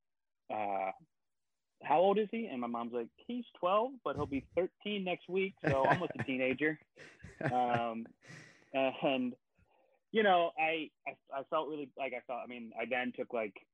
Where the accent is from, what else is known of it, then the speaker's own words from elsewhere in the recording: Baltimore, Maryland, United States; I'm originally from Baltimore, Maryland.